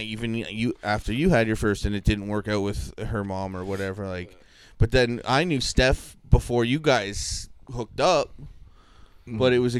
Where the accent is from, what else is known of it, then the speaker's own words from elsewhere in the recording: Calgary, Alberta, Canada; born there; I was born in Calgary.